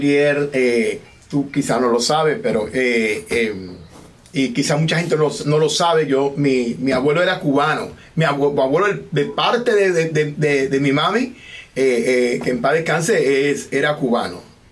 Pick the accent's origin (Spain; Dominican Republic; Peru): Dominican Republic; now in United States; nosotros los dominicanos